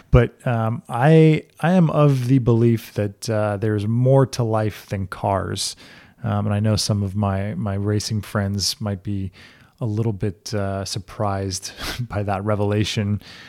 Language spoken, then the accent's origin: English; Amherst, Massachusetts, United States; born there; also born or lived in Wilmington, North Carolina / St. Croix, U.S. Virgin Islands / South Florida; I'm originally from Amherst, Massachusetts. That's where I was born. And then my family moved around a bit when I was younger.